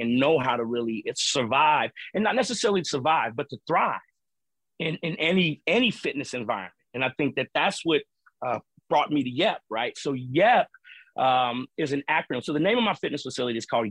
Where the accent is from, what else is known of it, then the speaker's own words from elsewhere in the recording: Cincinnati, Ohio, United States; moved away as an adult; also born or lived in Boston; I grew up in the urban core where I'm from in Cincinnati